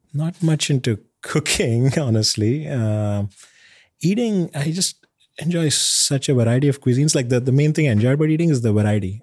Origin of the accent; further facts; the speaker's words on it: Bangalore, Karnataka, India; now in United States; where I grew up in India, in Bangalore